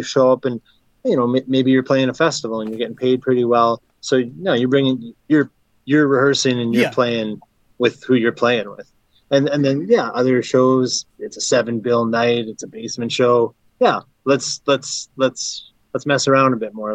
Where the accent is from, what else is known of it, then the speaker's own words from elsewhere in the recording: Flin Flon, Manitoba, Canada; moved away; also born or lived in Minnesota / Winnipeg; I'm from Minnesota, but I grew up in Flin Flon